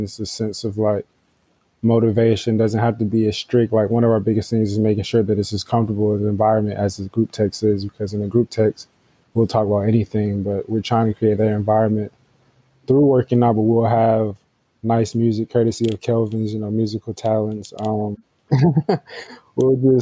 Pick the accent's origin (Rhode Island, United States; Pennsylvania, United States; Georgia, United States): Georgia, United States; Atlanta; I'm from Atlanta.